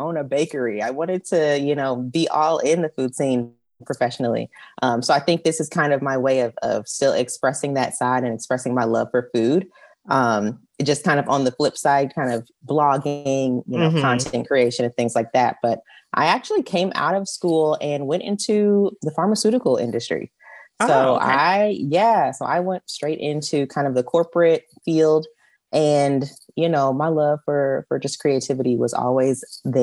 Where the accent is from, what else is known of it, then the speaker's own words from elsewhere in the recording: Indianapolis, Indiana, United States; Born and raised in Indy